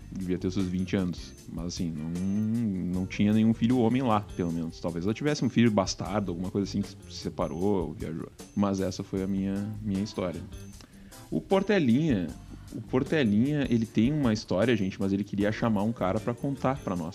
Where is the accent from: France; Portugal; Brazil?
Brazil; Rio Grande do Sul; eu sou do, da região do, do Vale do Paranhana, né, e nos idos lá de, dos anos 60, né, não, não, havia muito o que fazer, a gente não tinha televisão, nossa família era de camponeses